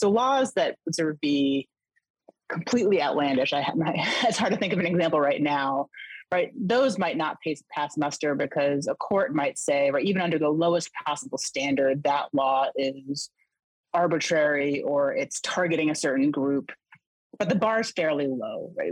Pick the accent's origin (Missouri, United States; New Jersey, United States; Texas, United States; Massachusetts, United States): Massachusetts, United States; Boston; moved away as an adult; also born or lived in the South; I'm from the Boston area, but I moved to the South